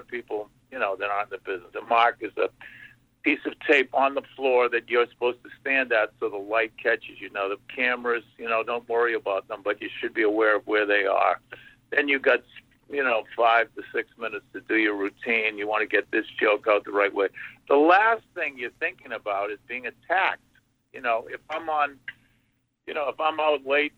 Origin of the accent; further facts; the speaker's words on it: Boston, Massachusetts, United States; I grew up in Charlestown